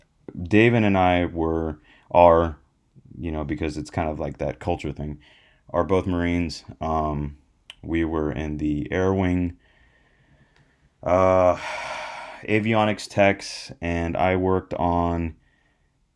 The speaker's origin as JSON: {"language": "English", "region": "California", "country": "United States", "tie": "born or raised there", "also_born_or_lived": "Florida / Hawaii", "said": "I'm still in California. I was born in California"}